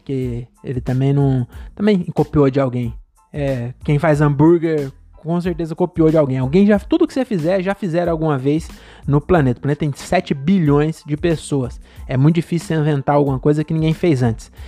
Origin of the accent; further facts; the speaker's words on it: São Paulo, Brazil; also born or lived in Cajamar; eu moro aqui desde que eu nasci aqui em São Paulo, no estado de São Paulo, né? Mas é bem perto de São Paulo